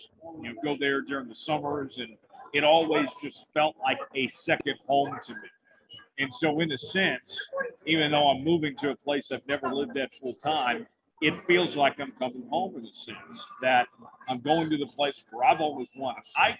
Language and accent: English; Broken Arrow, Oklahoma, United States; moved away as an adult; now in Dallas, United States; I'm a Tulsa kid, you know, born and raised there in Broken Arrow, proud to call Broken Arrow, Oklahoma, my hometown.